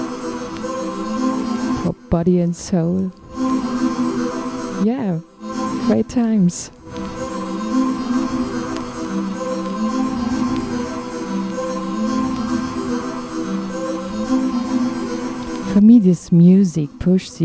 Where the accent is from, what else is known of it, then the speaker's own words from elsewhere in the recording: Dresden, Saxony, Germany; I come from the Dresden area in Saxony in Germany, the deep east of Germany